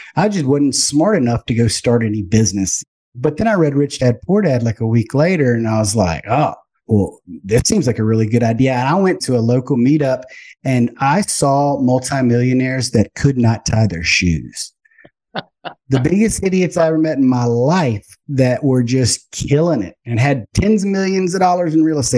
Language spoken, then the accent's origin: English; Baton Rouge, Louisiana, United States; I'm from Baton Rouge, Louisiana, went to LSU for finance